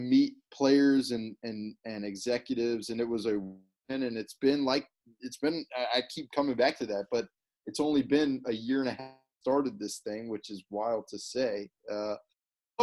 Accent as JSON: {"language": "English", "town": "Birmingham", "region": "Alabama", "country": "United States", "tie": "born or raised there", "also_born_or_lived": "Missouri", "moved": "yes", "said": "I grew up in Alabama"}